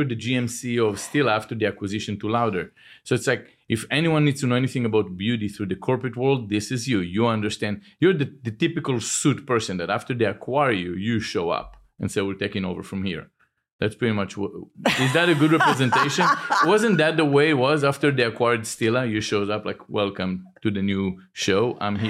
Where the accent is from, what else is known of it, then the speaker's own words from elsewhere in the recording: Cooper City, Florida, United States; I'm from Cooper City.